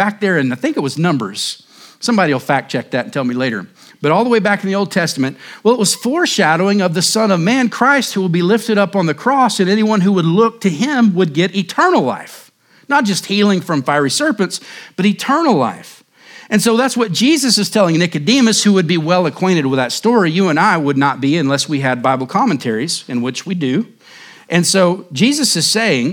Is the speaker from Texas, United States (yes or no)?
no; Cherokee County and Mayes County, Oklahoma, United States; now in Surprise, United States; growing up in Cherokee County and Mace County, different places in Oklahoma